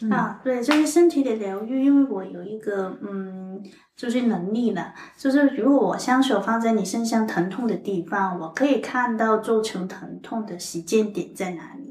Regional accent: Hong Kong; accent: Hong Kong Mandarin; Chinese is a second language; now in Taiwan; 我是香港来的

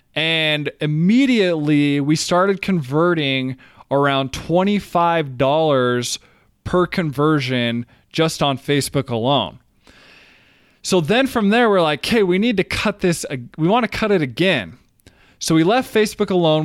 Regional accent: Brigham City, Utah, United States; also born or lived in Brazil; I grew up in Brigham City, Utah

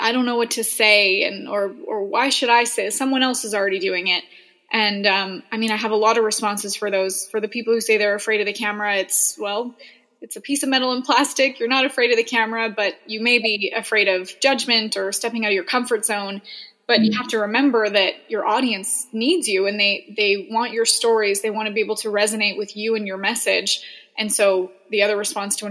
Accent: Edmonton, Alberta, Canada; also born or lived in Boise, Idaho; I'm originally from Canada

